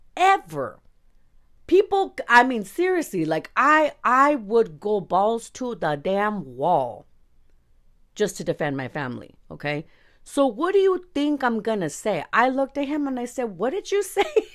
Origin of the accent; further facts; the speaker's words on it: Los Angeles, California, United States; I was born in East Los Angeles